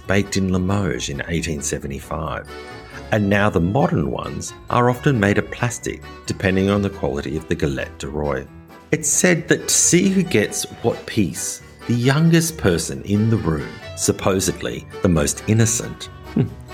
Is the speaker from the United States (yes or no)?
no; Australia; also born or lived in rural France; now in France; As an Australian living in rural France